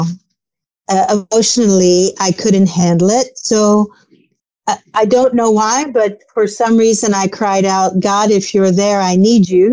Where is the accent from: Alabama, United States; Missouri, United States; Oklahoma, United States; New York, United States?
New York, United States; I was born in New York, born to a Jewish family